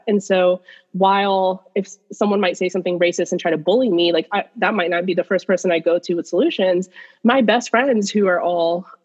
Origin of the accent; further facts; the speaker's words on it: United States; also born or lived in Pakistan; I moved to the United States and I was less than a year old. So American is my culture.